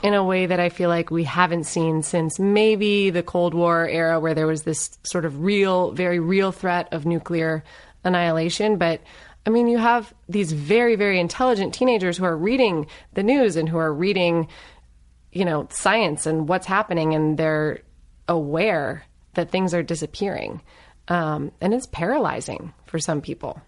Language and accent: English; Northern Virginia, United States; also born or lived in Los Angeles; now in Claremont, United States; I grew up in Northern Virginia. Um, so, you know, D C suburbs